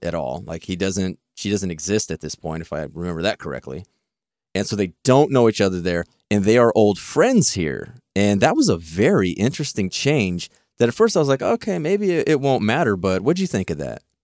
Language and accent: English; Texas, United States; I'm from Texas